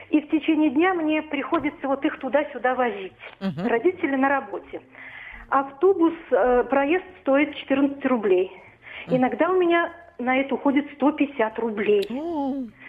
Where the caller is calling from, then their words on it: Vladimir, Vladimir Oblast, Russia; Мне 62 года, я пенсионерка из Владимира.